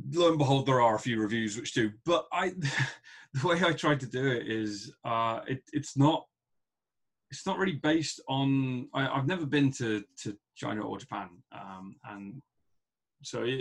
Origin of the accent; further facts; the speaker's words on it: England, United Kingdom; I'm from England